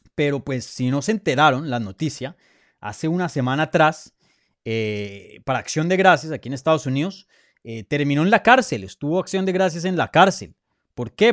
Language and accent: Spanish; Colombia; Soy colombiano